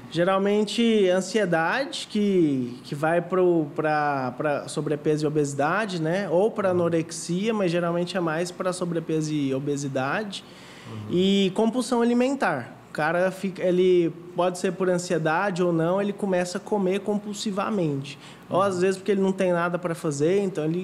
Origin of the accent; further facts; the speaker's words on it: Goiânia, Goiás, Brazil; eu sou aqui de Goiânia mesmo, uhum. tenho 28 anos e sempre fui um menino criado aqui